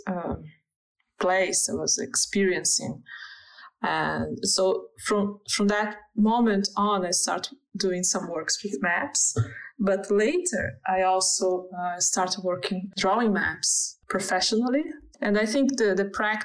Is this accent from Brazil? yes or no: yes; Brazil; English is a second language; moved away as an adult; now in Germany; I'm from Brazil, and even when I the first big move I made was inside Brazil